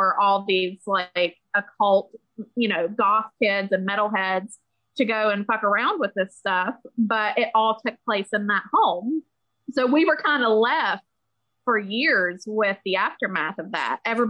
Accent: West Virginia, United States; we're from West Virginia

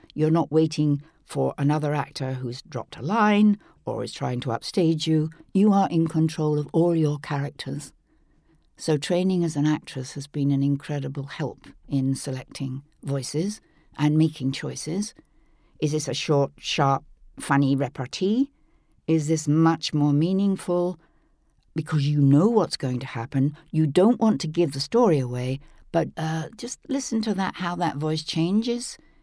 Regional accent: England, United Kingdom; growing up in England

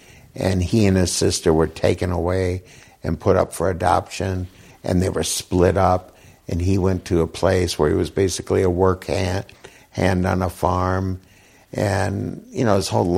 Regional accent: Midwest, United States; I was from the Midwest, and I go, I don't want to go to that party.

